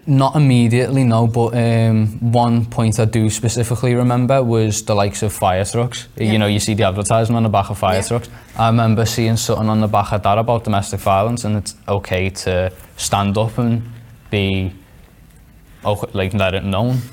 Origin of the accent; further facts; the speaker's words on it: Liverpool, North West England, United Kingdom; I'm 16 from Liverpool